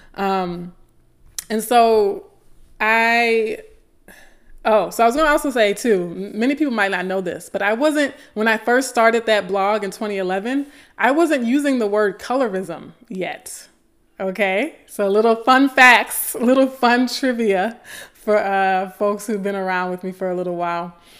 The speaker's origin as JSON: {"language": "English", "town": "Baton Rouge", "region": "Louisiana", "country": "United States", "tie": "born or raised there", "said": "ninth grade English in my hometown of Baton Rouge, Louisiana"}